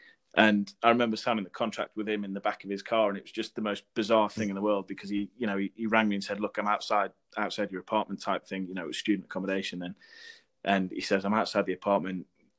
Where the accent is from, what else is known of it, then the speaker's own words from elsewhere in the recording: Newcastle upon Tyne, North East England, United Kingdom; also born or lived in Sheffield; Newcastle, my hometown